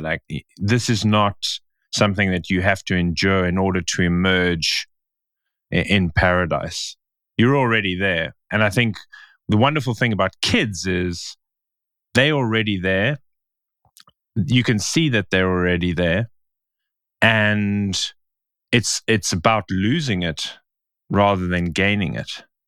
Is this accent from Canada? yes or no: no; Stellenbosch, Western Cape, South Africa; in Stellenbosch, in my hometown